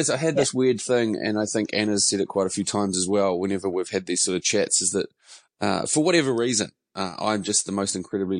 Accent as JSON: {"language": "English", "town": "Mount Maunganui", "region": "Bay of Plenty", "country": "New Zealand", "moved": "yes", "lives_now": "Auckland, New Zealand", "said": "I would say that I hail from Mount Maunganui, although I've lived in Auckland for longer than I lived in Mount Maunganui"}